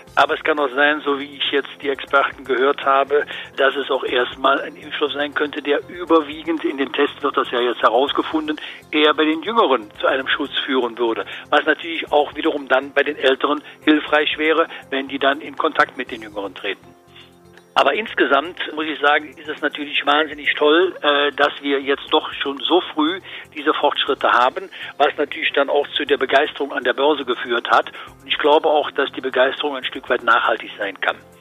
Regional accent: Cologne, North Rhine-Westphalia, Germany; als Kölner

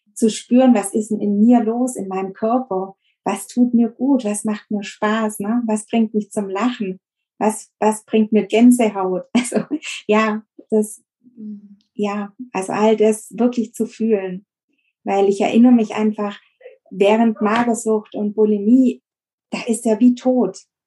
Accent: near Stuttgart, Baden-Württemberg, Germany; Ich komme aus der Nähe von Stuttgart. Das ist So ein kleines Kaff, wo ich wohne

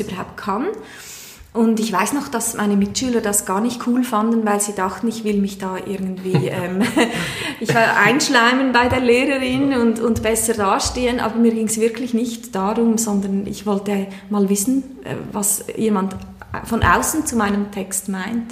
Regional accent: Aargau, Switzerland; now in Chur, Switzerland; wohne in Chur, bin ursprünglich aus dem Kanton Aargau

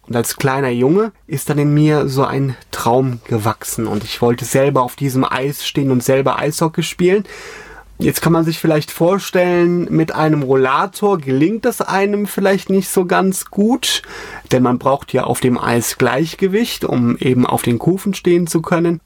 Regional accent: Koblenz, Rhineland-Palatinate, Germany; bei uns in Koblenz

